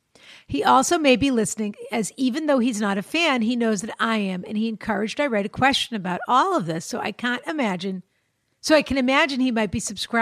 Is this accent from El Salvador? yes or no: no; Ireland; now in Vancouver, Canada; I'm 27. I'm from Ireland, and I'm currently living in Vancouver.